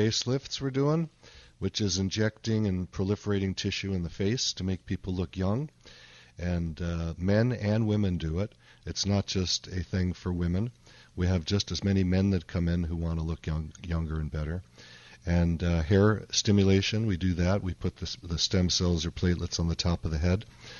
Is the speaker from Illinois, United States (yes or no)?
yes; Chicago, Illinois, United States; Okay. My hometown.